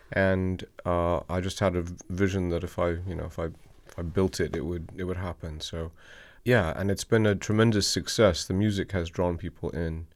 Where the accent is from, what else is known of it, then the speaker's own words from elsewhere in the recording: the mountains of Western Virginia, United States; moved away; also born or lived in American South; I come from the mountains of Western Virginia